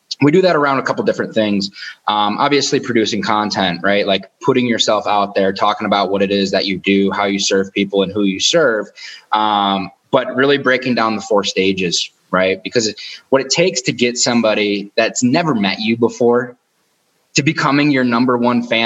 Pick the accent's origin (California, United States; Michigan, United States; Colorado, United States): Michigan, United States; outside of Detroit; Michigan, outside of Detroit